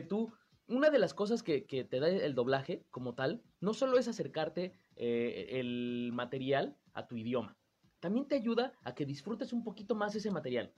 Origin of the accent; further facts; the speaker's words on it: Mexico City, Mexico; yo soy de la Ciudad de México